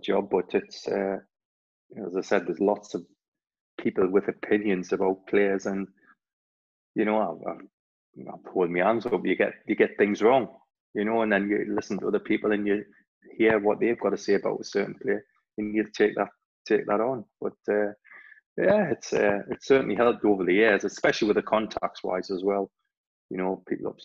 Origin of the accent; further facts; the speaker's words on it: Newcastle upon Tyne, North East England, United Kingdom; I was born in Newcastle